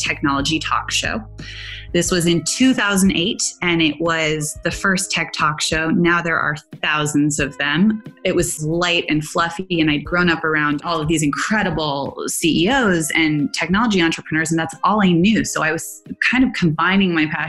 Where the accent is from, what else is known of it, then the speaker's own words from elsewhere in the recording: Silicon Valley, California, United States; I grew up in Silicon Valley